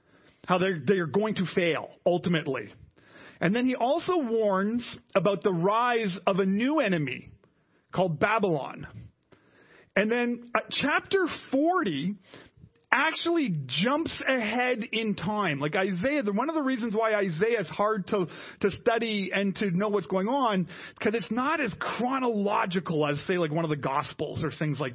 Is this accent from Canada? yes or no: yes; Canada; us as Canadian Christians